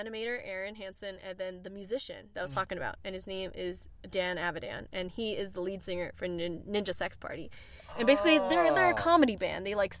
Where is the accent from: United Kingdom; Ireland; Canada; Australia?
Canada; Vancouver, British Columbia; now in California, United States; I was born and raised in Vancouver, Canada